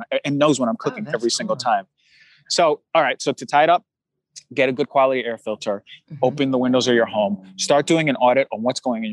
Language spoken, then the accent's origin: English; New Jersey, United States; I'm from New Jersey